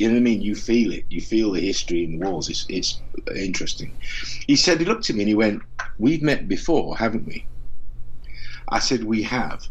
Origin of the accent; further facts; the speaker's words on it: Doncaster, Yorkshire and the Humber, United Kingdom; where I come from in Yorkshire, I was born in Doncaster